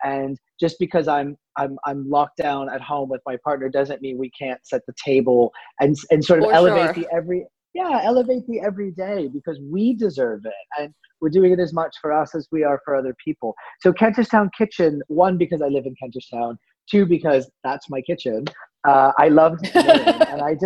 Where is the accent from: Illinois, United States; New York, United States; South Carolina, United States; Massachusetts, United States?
Massachusetts, United States; outside of Boston; moved away as an adult; now in France; as a kid, I grew up outside of Boston